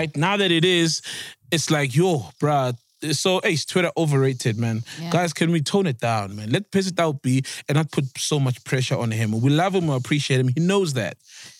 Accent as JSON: {"language": "English", "country": "South Africa", "said": "Guys, I'm South African."}